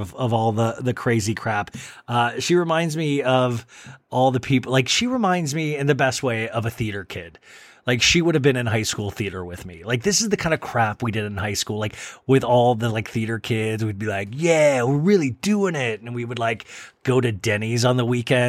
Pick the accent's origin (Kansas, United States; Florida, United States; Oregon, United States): Kansas, United States; Olathe; moved away; as a kid growing up in Olathe, Kansas